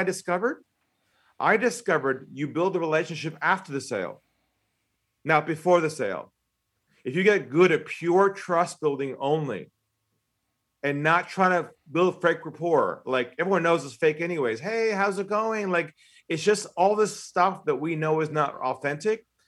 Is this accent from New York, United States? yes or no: no; San Diego, California, United States; accent: American; moved away as an adult; now in Australia; I'm from San Diego originally